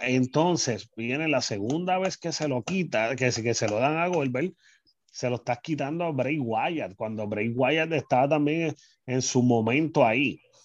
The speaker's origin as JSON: {"language": "Spanish", "town": "San Juan", "country": "Puerto Rico", "tie": "born or raised there", "lives_now": "Carolina, Puerto Rico", "said": "soy natural de San Juan, Puerto Rico. Desde el 2006 hasta el día de hoy estoy viviendo en Carolina"}